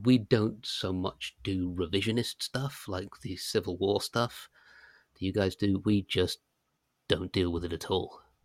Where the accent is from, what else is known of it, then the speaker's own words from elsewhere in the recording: United Kingdom; being British